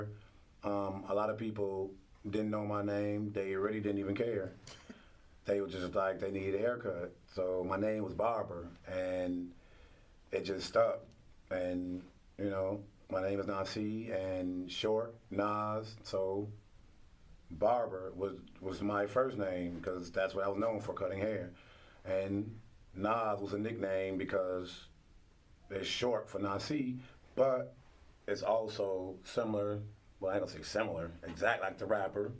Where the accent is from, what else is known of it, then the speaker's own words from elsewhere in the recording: Chicago, Illinois, United States; I'm from Douglas Park, North Lawndale, west side of Chicago. I grew up 3221, 13th from Troy